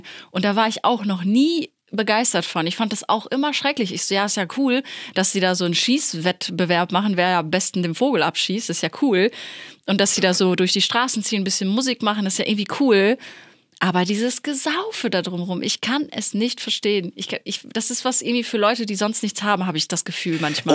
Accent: Plettenberg, North Rhine-Westphalia, Germany; accent: Ruhrpott slang; das Sauerland, wo ich herkomme, Plettenberg, liegt ja schon eher so Richtung Ruhrpott gelegen. Deswegen habe ich ja auch so ein bisschen diesen Slang manchmal drin

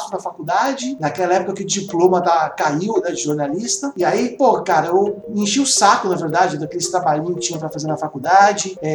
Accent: São Paulo, Brazil; born there; now in Santos, Brazil; É, eu moro em Santos hoje, mas eu nasci na cidade de São Paulo, na zona norte de São Paulo.

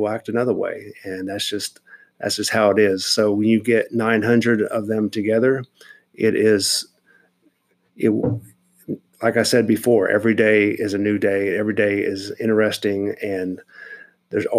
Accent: Wichita, Kansas, United States; moved away; growing up in Kansas

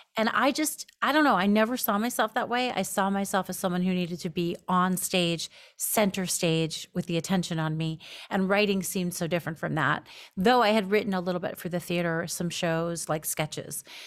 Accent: New York, United States; moved away as an adult; also born or lived in Los Angeles; now in Seattle, United States; I'm from New York mostly.

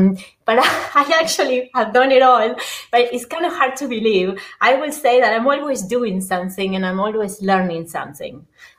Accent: Argentina; English is a second language; now in United States; I'm originally from Argentina. I came to the States a little bit over 25 years ago and decided to keep my accent. I always have been moving inside Argentina to different places and always having an accent even within Argentina.

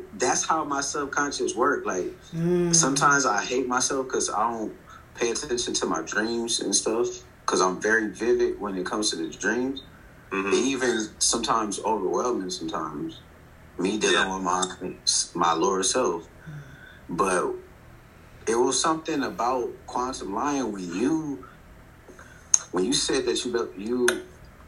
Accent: Compton, California, United States; I come from Compton, California

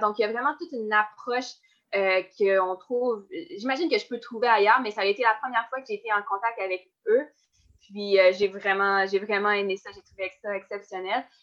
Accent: Baie-Comeau, Quebec, Canada; j'ai commencé le sport sur la côte nord, puis j'ai commencé avec le patinage de vitesse

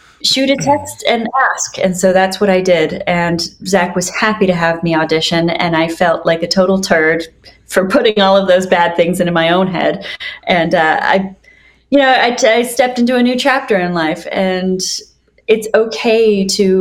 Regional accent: Canada; now in Los Angeles, United States; as a Canadian in my small town

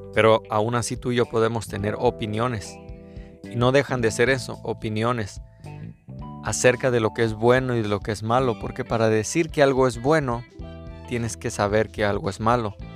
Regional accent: Mexico; soy mexicano

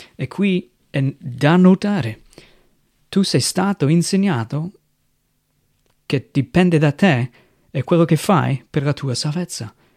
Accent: United States; Italian is a second language; moved away as an adult; now in Italy; vengo dagli Stati Uniti, sono un missionario qui in Italia dal 2007

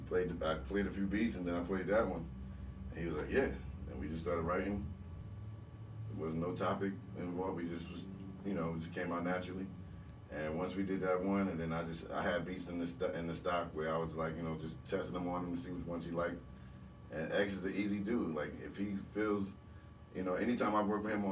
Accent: New Jersey, United States; we was from Jersey

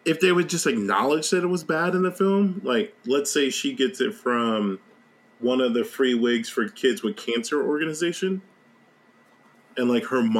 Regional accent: Virginia, United States; I grew up in Virginia. I graduated high school in Virginia

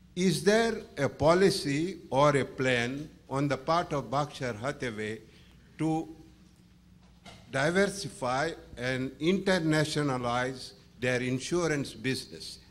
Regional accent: India; now in Portugal; I was born in India, of Indian parentage

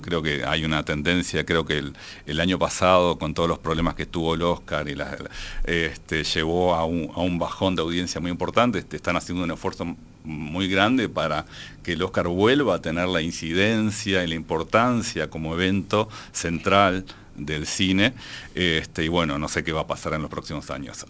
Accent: Uruguay; como uruguayo

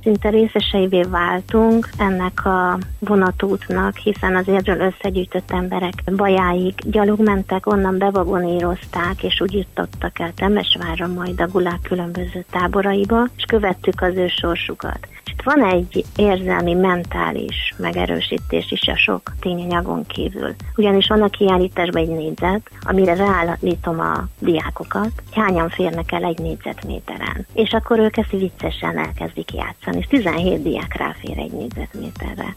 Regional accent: Érd, Pest, Hungary; érdiek vagyunk

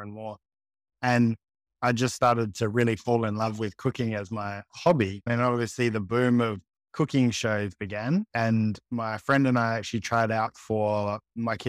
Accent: Adelaide, South Australia, Australia; I'm Adelaide born and bred, always been here

